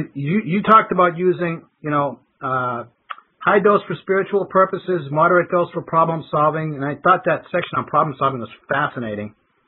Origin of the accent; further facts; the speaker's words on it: Boston, Massachusetts, United States; I grew up in Boston